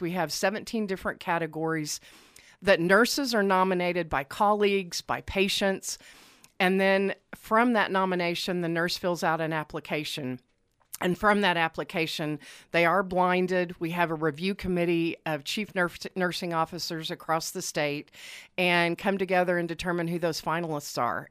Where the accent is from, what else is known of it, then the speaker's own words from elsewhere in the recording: Lawton, Oklahoma, United States; also born or lived in Tulsa; now in Oklahoma City, United States; I'm from Lawton